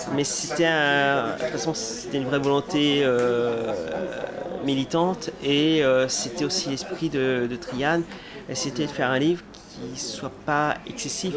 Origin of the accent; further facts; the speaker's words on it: Brittany, France; moi je suis breton